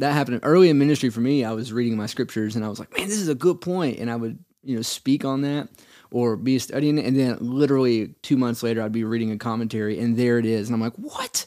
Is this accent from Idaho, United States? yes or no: no; Cleveland, Tennessee, United States; I'm originally from Cleveland area. Uh, born and raised there, went to Lee